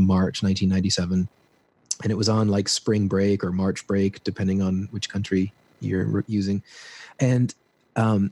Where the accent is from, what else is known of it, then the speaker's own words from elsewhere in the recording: Peterborough, Ontario, Canada; moved away as an adult; now in Peru; I grew up in this small town, you've never heard of it, Ontario, called Peterborough